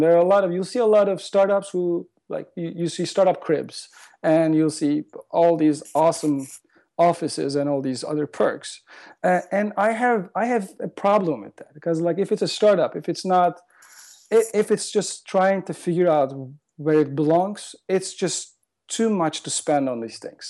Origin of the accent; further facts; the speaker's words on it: Turkey; moved away as an adult; also born or lived in London, United Kingdom; now in Los Angeles, United States; I am originally from Turkey, like, the last ten years. I've been living in L A, uh, but most majority of my life I spent in Turkey